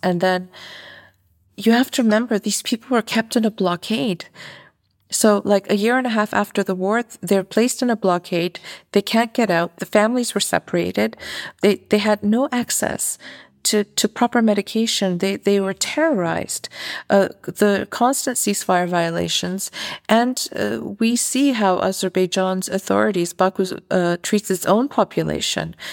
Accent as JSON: {"language": "English", "country": "Canada", "moved": "as an adult", "lives_now": "Armenia", "said": "I'm from North America originally. I'm from Canada"}